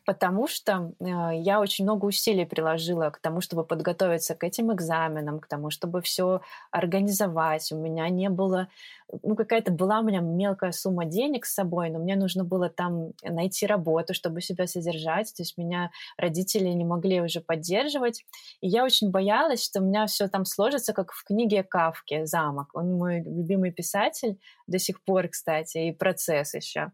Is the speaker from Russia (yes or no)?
no; Minsk, Belarus; moved away as an adult; also born or lived in Prague, Czech Republic; now in Tbilisi, Georgia; Я жила в Минске